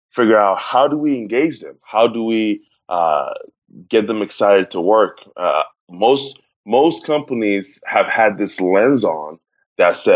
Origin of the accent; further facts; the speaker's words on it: Ghana; moved away as an adult; now in United States; I'm originally from Ghana, West Africa